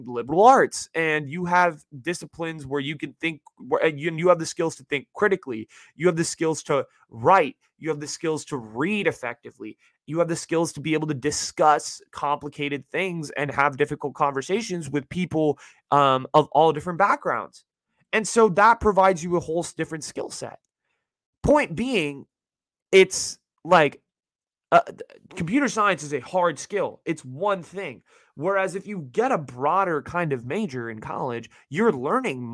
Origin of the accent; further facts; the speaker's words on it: Bay Area, California, United States; I live in the Bay Area, born and raised.